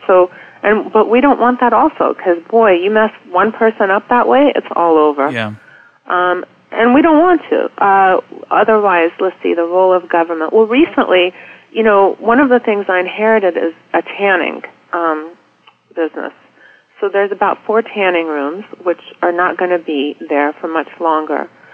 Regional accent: Charlotte, North Carolina, United States; now in Washington, D.C. area, United States; I grew up in Charlotte in the 70s

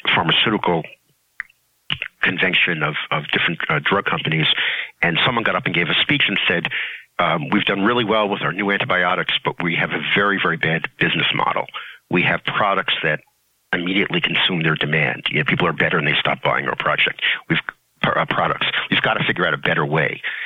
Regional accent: New York City, New York, United States; I grew up in Brooklyn

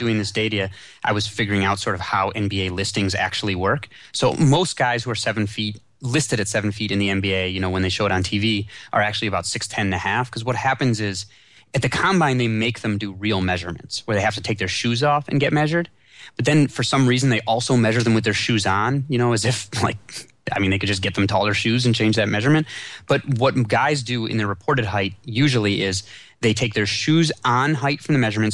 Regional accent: Chicago, Illinois, United States; I grew up in Chicago

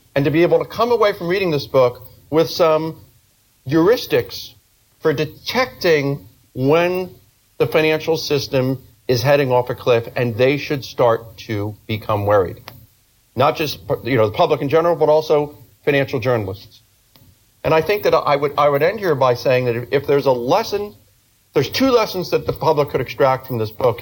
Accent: New York, United States; as a New Yorker

